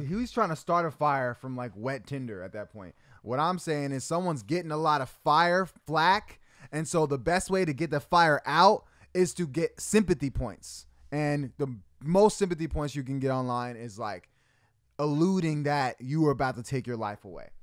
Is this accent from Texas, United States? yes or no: no; Arizona, United States; moved away; I'm from Arizona